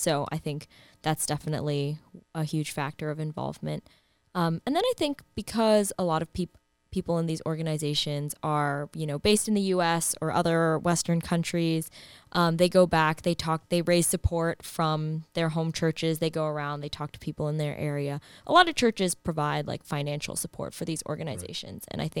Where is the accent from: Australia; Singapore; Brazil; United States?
Singapore; I am from Singapore.